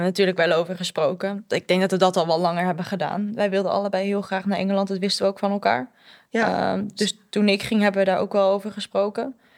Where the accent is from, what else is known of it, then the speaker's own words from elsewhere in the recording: Netherlands; moved away as an adult; now in England; ik kom uit Nederland